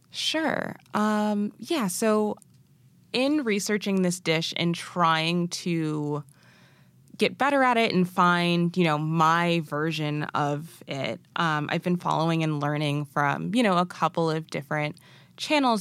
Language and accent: English; Massachusetts, United States; born or raised there; also born or lived in Arusha, Tanzania